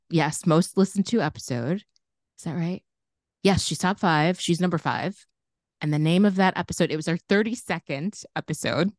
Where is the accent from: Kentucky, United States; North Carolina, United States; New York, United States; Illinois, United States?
Illinois, United States; Chicago; growing up in Chicago